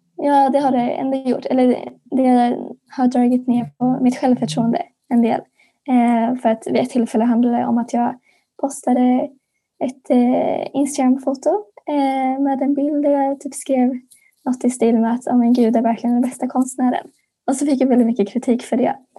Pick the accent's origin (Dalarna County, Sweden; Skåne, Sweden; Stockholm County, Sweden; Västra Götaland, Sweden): Skåne, Sweden; Örkelljunga; går på den kristna friskolan Solängsskolan i Örkelljunga, Skåne